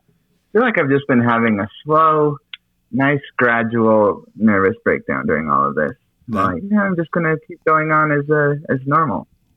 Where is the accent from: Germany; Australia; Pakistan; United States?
United States; Salt Lake City, Utah; I'm from Salt Lake City.